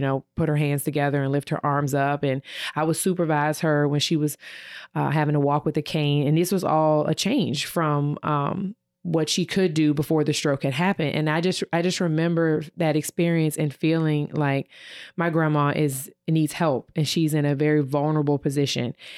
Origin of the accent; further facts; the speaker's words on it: Virginia, United States; moved away as an adult; now in Ohio, United States; I'm from Virginia, and, uh, when I moved here to Ohio in two thousand eighteen